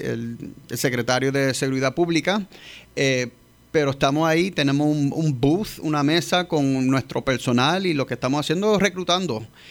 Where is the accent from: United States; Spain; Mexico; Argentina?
United States; New York; Spanish is a second language; now in Puerto Rico; Soy yo nacido y criado en Nueva York, padre -huh. padres puertorriqueños, mi mamá es de Bayamón y mi papá de San Germán